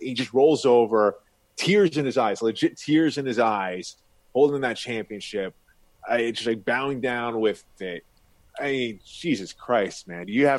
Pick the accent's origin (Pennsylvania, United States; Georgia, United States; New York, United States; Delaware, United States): New York, United States; Long Island; I'm from Long Island.